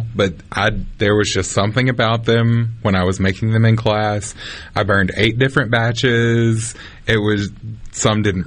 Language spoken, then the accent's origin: English; Purvis, Mississippi, United States; moved away as an adult; also born or lived in Las Vegas; I'm from Purvis, Mississippi, very small town